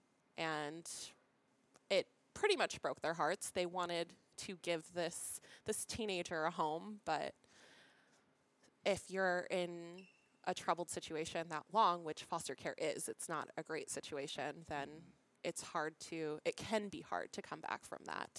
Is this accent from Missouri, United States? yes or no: no; Tempe, Arizona, United States; also born or lived in Galveston, Texas / Point Arena, California; I was raised in Tempe, Arizona, and Point Arena, California